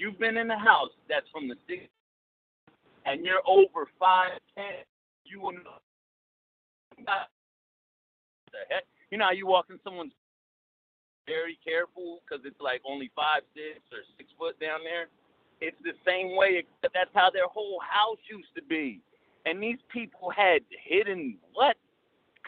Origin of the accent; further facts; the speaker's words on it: Trenton, New Jersey, United States; I'm from Trenton, New Jersey